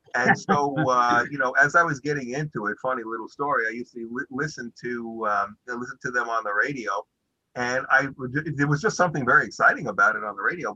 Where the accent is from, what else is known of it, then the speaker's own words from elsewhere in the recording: New York City, New York, United States; also born or lived in Brighton Beach, Brooklyn; grew up in Canarsie